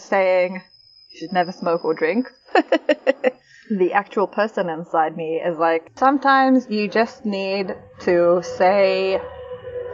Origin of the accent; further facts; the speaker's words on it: England, United Kingdom; we're English